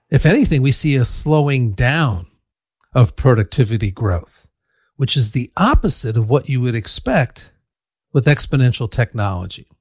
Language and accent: English; Ann Arbor, Michigan, United States; now in Berkeley, United States; I grew up in Ann Arbor, Michigan, where the University of Michigan is located